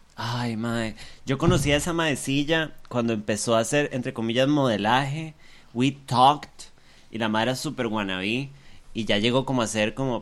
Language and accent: Spanish; Costa Rica; nosotros como colectivo, Tico